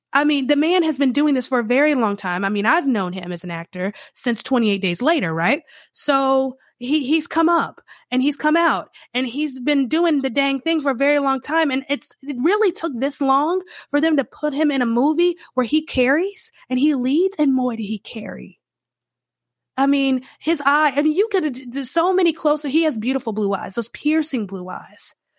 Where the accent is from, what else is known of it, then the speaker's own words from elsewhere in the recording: Charlotte, North Carolina, United States; I grew up in the Charlotte area